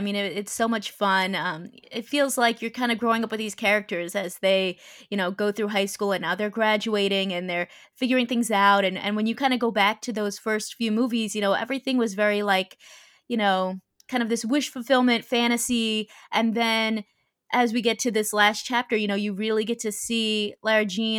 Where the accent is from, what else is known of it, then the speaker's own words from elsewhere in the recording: New York, United States; I'm from New York, so to see like them going to Magnolia Bakery and eating banana pudding, I'm like, oh my gosh, I miss that.